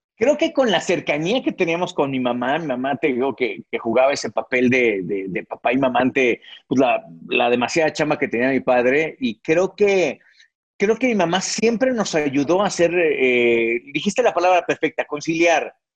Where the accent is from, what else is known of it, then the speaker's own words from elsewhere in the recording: Mexico City, Mexico; yo nací en la capital mexicana, nací ahí en la zona de Balbuena, ahí, ahí fue donde, donde yo nací, donde tuve mi infancia.